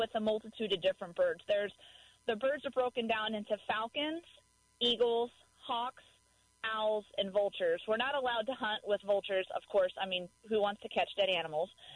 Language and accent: English; Dallas, Texas, United States; now in Missouri, United States; I grew up in Dallas, Texas